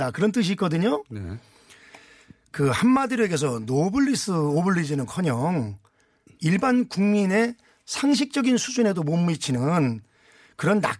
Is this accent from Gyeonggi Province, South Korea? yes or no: yes; Anseong, Gyeonggi Province, South Korea; 안성 출신